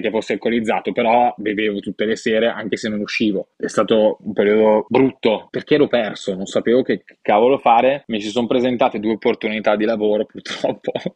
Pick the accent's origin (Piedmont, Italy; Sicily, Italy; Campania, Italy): Piedmont, Italy; Gavi; moved away; also born or lived in Milan; Io sono nato a Milano, ma sono cresciuto a Gavi